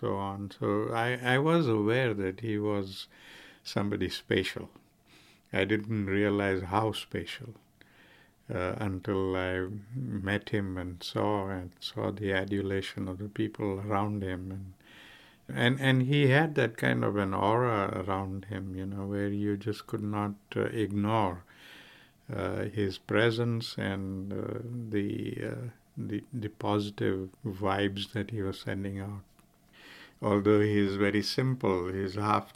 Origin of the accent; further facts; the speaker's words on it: South Africa; now in Rochester, United States; the time I grew up in South Africa, it was the late 30s, early 40s